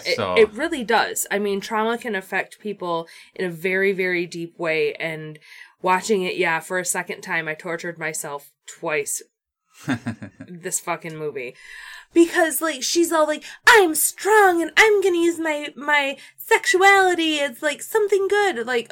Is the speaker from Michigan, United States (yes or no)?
yes; Grand Rapids, Michigan, United States; We're from Grand Rapidians